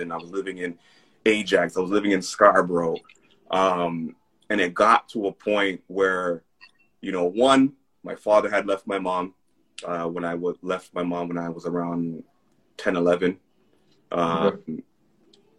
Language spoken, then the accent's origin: English; Jamaica; now in Canada; I'm a Jamaican first, Canadian second